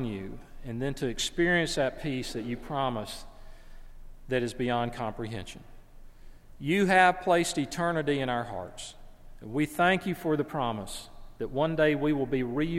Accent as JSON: {"language": "English", "region": "the South", "country": "United States", "said": "I'm from the South."}